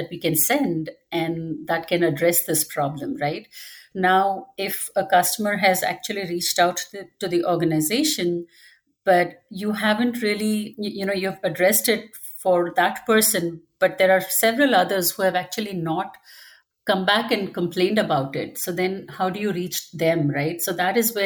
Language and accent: English; India; moved away as an adult; now in Dallas, United States; I was raised in India